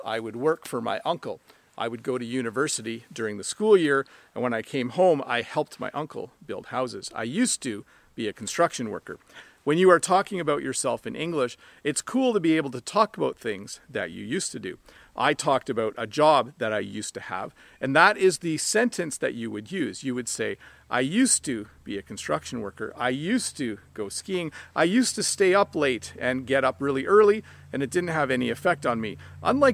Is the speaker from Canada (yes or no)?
yes; Canada; I was born in Canada, but my family is originally from Holland. I am the son of immigrant parents.